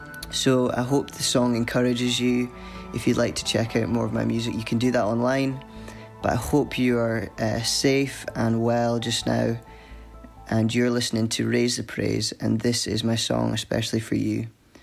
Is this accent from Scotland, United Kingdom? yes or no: yes; Scotland, United Kingdom; I'm from Scotland